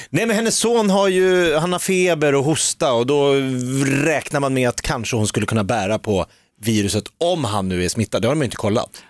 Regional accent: Järfälla, Stockholm County, Sweden; jag är uppvuxen i kvinnokollektiv i Järfälla.

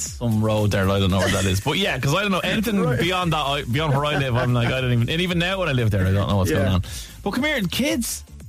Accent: Portmarnock, County Dublin, Ireland; you and I are from the same place. We're both from the Marnock.

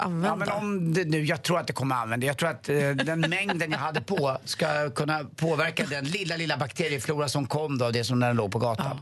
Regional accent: Stockholm, Stockholm County, Sweden; jag som är stockholmare

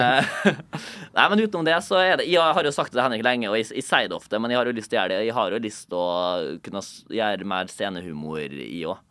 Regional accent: Molde, Møre og Romsdal, Norway; moved away; Jeg var hjemme i Molde og Eide

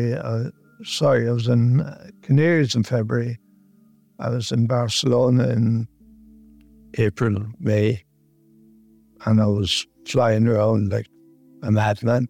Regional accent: Mayo, Connacht, Ireland; now in North County Dublin, Ireland

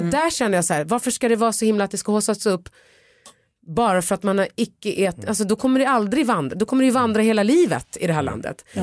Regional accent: Stockholm, Stockholm County, Sweden; jag är ju Stockholmstjej

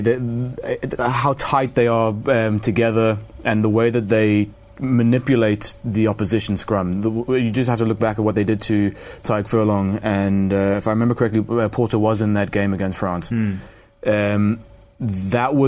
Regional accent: South Africa; As a South African

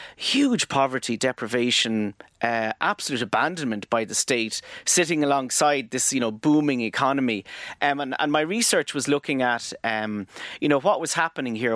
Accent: Tramore, Munster, Ireland; I grew up in Tremor, yeah, in the, um, er, the nineteen eighties.

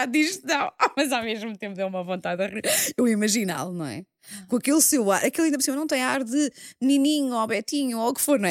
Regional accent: Margem Sul, Lisbon, Portugal; eu sou da Margem Sul

